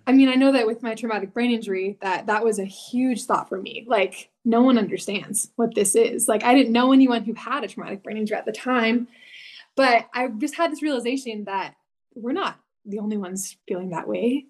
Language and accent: English; Washington, United States; moved away as an adult; also born or lived in British Columbia, Canada; now in Utah, United States; I grew up in Washington State